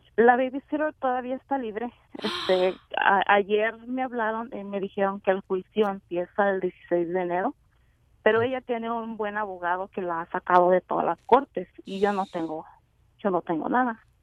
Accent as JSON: {"language": "Spanish", "country": "Mexico", "said": "nosotros como mexicanos"}